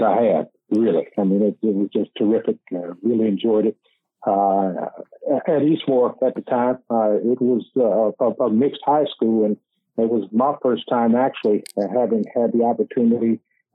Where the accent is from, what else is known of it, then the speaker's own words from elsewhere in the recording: Columbus, Ohio, United States; I grew up on the East Side on Rich Street